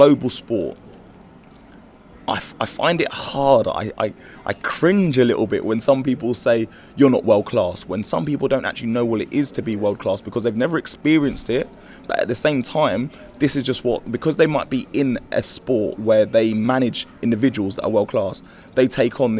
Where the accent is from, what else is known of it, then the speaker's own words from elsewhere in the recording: United Kingdom; we're British